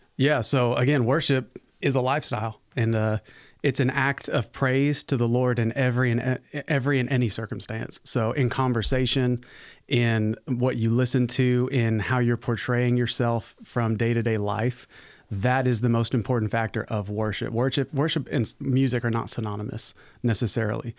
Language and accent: English; Arizona, United States; moved away; also born or lived in Virginia / South Carolina; I was, uh, born and raised in Arizona, so I'm a West Coast baby